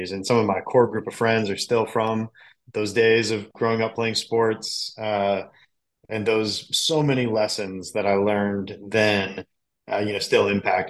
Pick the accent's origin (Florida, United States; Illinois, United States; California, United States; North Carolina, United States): Illinois, United States; Chicago; I grew up in the Chicagoland area.